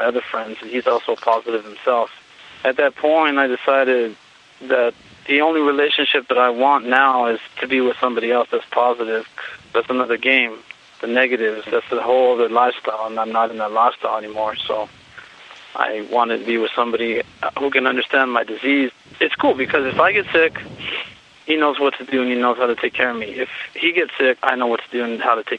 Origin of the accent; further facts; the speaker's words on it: Santa Barbara, California, United States; now in Arizona, United States; I grew up in Santa Barbara, California.